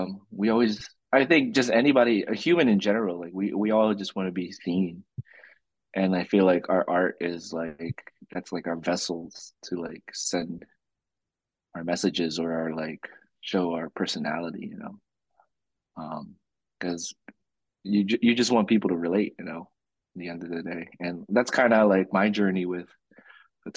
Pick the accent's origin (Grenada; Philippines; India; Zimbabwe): Philippines; I'm like the least Filipino person you could probably think of, but I'm very proud of being Filipino.